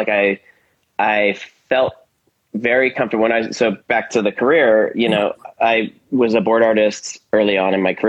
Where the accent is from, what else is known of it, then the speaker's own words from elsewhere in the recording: Silicon Valley, Bay Area, California, United States; I'm from the Bay Area and I grew up in Silicon Valley